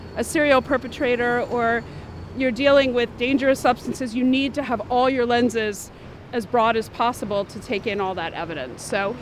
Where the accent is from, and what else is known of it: New York City, New York, United States; born or raised there